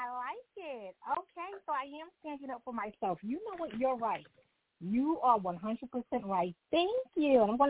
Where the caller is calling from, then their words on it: Long Island, New York, United States; I'm calling from Long Island.